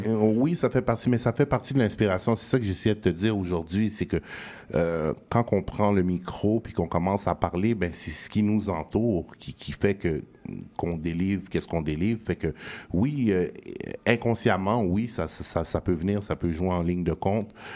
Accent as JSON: {"language": "French", "town": "Montreal", "region": "Quebec", "country": "Canada", "tie": "born or raised there", "said": "où ce que j'ai grandi, tu sais, je viens de, pas loin de Ollier, puis c'est le parc Carignan"}